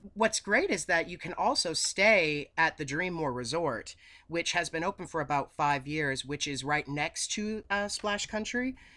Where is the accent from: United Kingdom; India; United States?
United States; New England; accent: New England; moved away as an adult; also born or lived in Boston; now in Tennessee, United States; I have this, this Nor-, New England accent and this northern mentality.